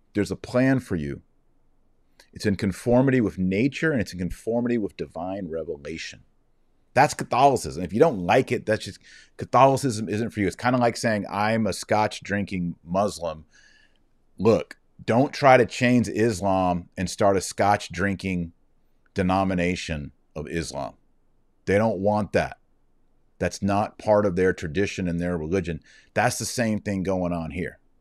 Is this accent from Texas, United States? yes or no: yes; Texas, United States; I'm just from Texas.